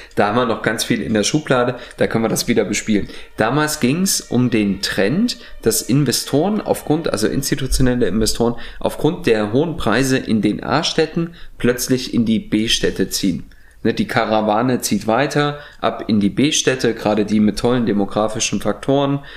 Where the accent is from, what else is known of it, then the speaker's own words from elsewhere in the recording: East Germany, Germany; Kann ich aber als Ostdeutscher behaupten